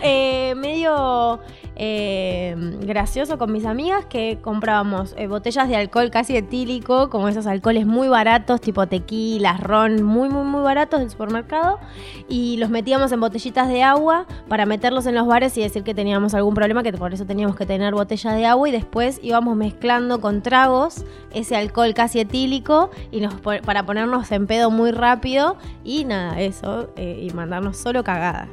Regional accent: Quilmes, Buenos Aires Province, Argentina; yo soy de Quilmes

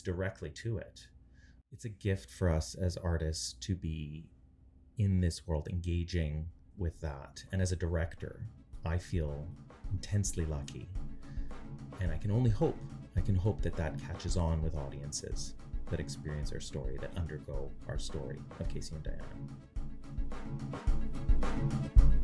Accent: Canada; I'm Ukrainian Canadian

